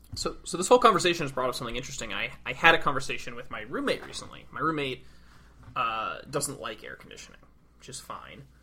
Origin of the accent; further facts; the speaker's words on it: New England, United States; now in Arlington, United States; I'm from New England